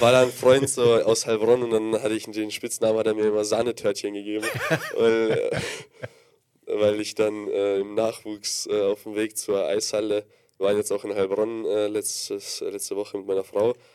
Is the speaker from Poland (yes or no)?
yes; Gdańsk, Pomeranian Voivodeship, Poland; moved away; Ich bin geboren, ja, ich komme jetzt nicht aus der Fabrik, äh, in Danzig in Polen